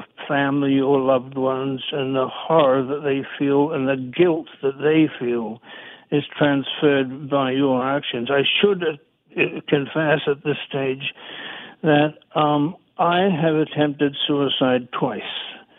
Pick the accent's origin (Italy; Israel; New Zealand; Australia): New Zealand; born there; I'm an international journalist. I was born in New Zealand, but I've spent most of my time in many other countries.